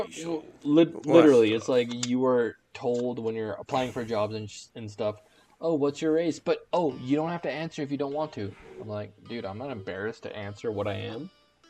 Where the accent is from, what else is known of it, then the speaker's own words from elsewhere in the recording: United States; Immigrant. I was born here.